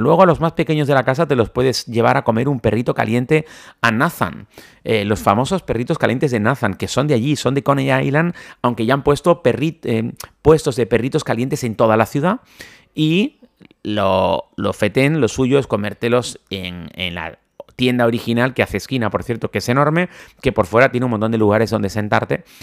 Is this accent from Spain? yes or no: yes; Spain; si somos españoles, que nos gusta cenar más tarde